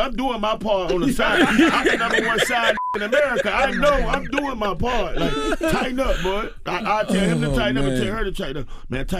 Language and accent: English; the South, United States; Well, I'm from the South, but they don't really.